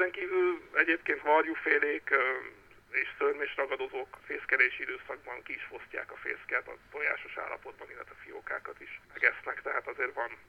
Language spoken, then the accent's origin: Hungarian; Kaposvár, Somogy, Hungary; also born or lived in Fonyód; now in Tihany, Hungary; Én eredetileg Kaposvári vagyok, és Fonyódon töltöttem a szüneteimnek, a hétvégéimnek a döntő többségét